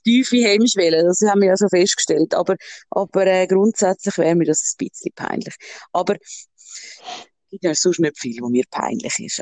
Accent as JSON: {"language": "German", "country": "Switzerland", "said": "bei uns in der Schweiz, äh, jetzt im Appenzell"}